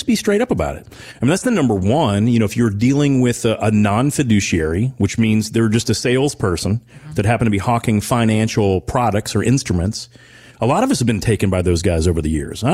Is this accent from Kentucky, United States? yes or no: yes; Owensboro, Kentucky, United States; when I was growing up in Owensboro